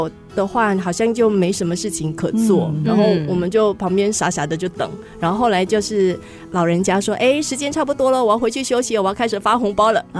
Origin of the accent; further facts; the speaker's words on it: Fujian, China; moved away as an adult; now in Taiwan; 因为我是福建人，所以完全嗯不太熟悉客家的文化。